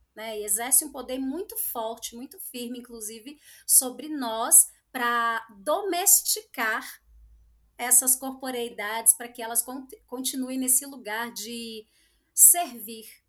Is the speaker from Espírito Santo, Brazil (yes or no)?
yes; Espírito Santo, Brazil; now in São Paulo, Brazil; sou capixaba